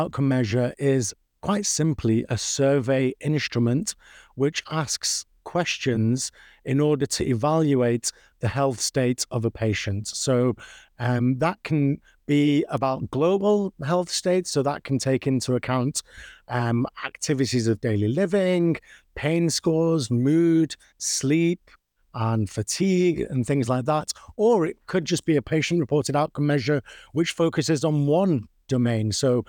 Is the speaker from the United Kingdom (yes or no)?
yes; Manchester, North West England, United Kingdom; So you can probably tell from my accent that I'm not from the US. I'm from the UK, originally born and brought up in Manchester, which is famous for its soccer.